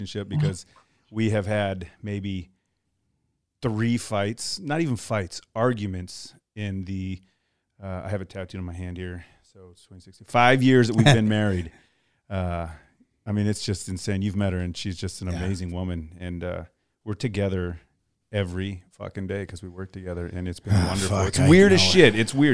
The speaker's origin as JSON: {"language": "English", "region": "Texas", "country": "United States", "tie": "born or raised there", "also_born_or_lived": "Colorado Springs, Colorado / Coronado, California", "moved": "yes", "lives_now": "Montgomery, United States", "said": "I was born in Texas"}